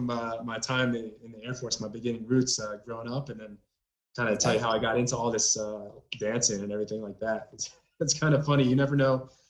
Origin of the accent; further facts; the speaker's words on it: Milford, Pennsylvania, United States; moved away; also born or lived in New Jersey; I was born in New Jersey, and I grew up right across the way in a town called Milford, Pennsylvania.